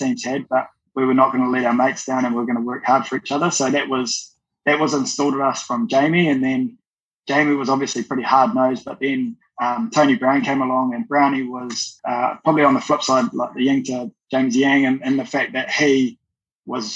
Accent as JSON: {"language": "English", "town": "Dunedin", "region": "Otago", "country": "New Zealand", "tie": "born or raised there", "said": "I was like a lot of kids growing up in Dunedin"}